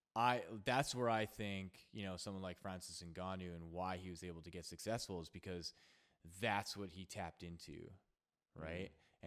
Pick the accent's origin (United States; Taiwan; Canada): Canada; also born or lived in Edmonton, Alberta; I'm from Canada. I'm in Edmonton, Alberta